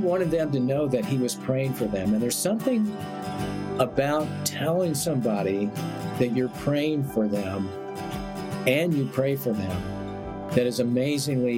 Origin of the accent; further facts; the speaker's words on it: Beaumont, Texas, United States; also born or lived in Austin, Texas; When I was a sophomore in high school, we moved from Beaumont to Austin, Texas